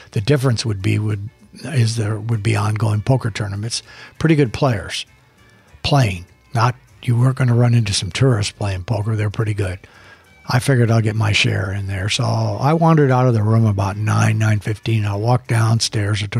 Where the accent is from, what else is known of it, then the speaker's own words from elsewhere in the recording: Phoenix, Arizona, United States; And where are you from? Well, Phoenix. Oh, I'm from Phoenix.